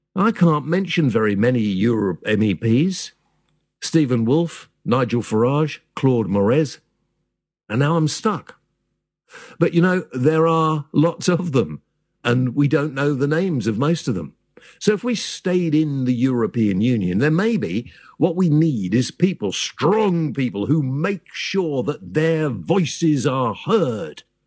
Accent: United Kingdom; We're British

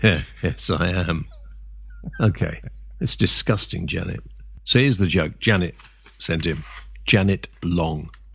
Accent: England, United Kingdom; I'm half Welsh, so, uh, but I've always lived in England

